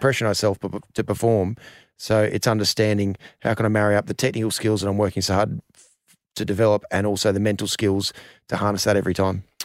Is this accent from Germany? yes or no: no; Australia; as an Australian cricketer